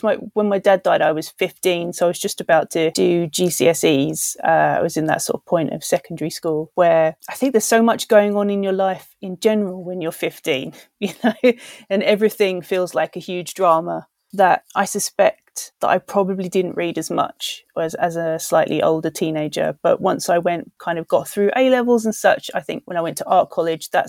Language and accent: English; London, United Kingdom; I grew up in Southeast London in the kind of very outer reaches of Southeast London. So kind of around Erith and Welling